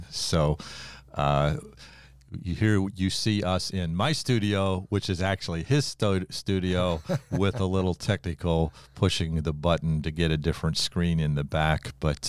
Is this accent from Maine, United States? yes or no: no; Ohio, United States; I'll tell our audience that you and I grew up in Ohio.